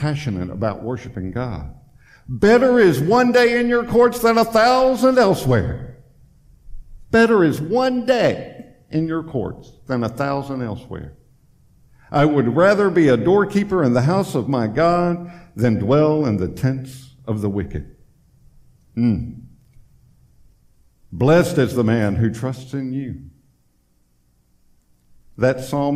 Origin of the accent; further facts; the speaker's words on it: Tennessee, United States; moved away as an adult; now in Florida, United States; we're originally from Tennessee